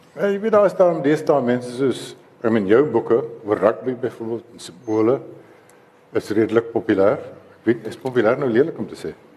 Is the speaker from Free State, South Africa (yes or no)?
yes; Free State, South Africa; ek is 'n vrystater